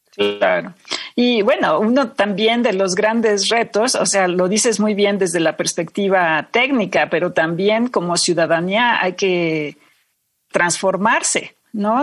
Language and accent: Spanish; Mexico; mexicanos a todos nos, eh, nos, afecta